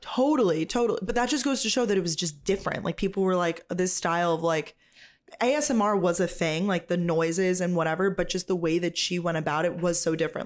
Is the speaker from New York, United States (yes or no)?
yes; New York, United States; I'm from New York.